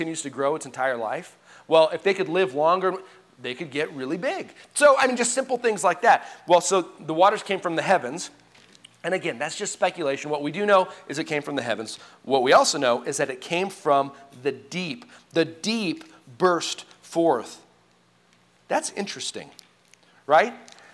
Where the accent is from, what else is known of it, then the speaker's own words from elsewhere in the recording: Colorado, United States; I grew up in Colorado